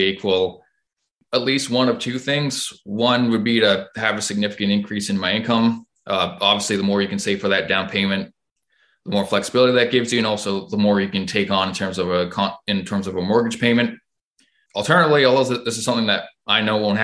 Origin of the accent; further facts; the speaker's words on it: Hamilton, Ontario, Canada; I'm from Hamilton, Ontario, and I'm 27